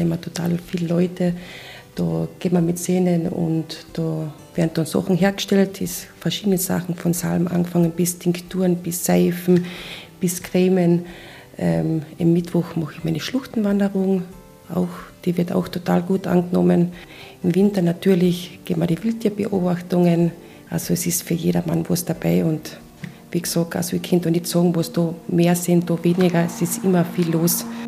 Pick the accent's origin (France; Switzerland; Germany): Switzerland; Graubünden; also born or lived in Maltatal, Carinthia; now in Malta, Austria; gebürtige Bündnerin